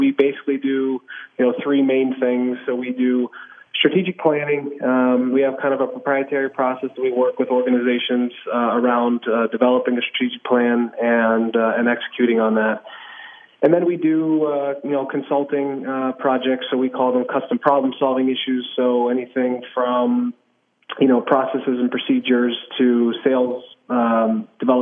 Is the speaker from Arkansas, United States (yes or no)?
no; Pittsburgh, Pennsylvania, United States; moved away as an adult; now in Kansas City, United States; growing up in Pittsburgh, I'm son of a high school football coach